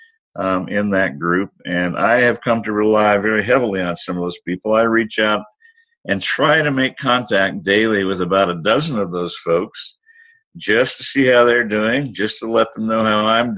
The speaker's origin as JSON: {"language": "English", "country": "United States", "said": "my home country, the United States"}